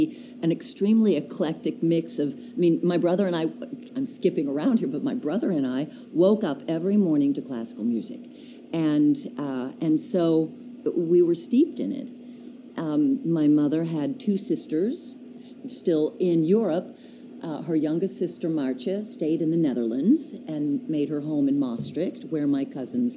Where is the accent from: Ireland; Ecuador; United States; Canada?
United States; Kansas City, Missouri; I live in Kansas City. I was born here in Kansas City